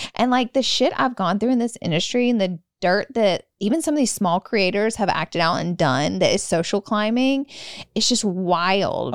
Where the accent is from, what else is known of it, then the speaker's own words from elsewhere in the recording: the South, United States; moved away; I'm from the South